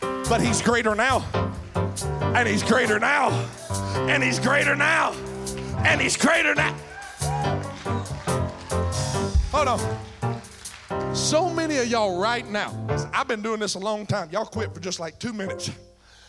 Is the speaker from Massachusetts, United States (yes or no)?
no; Mississippi, United States; I'm from Mississippi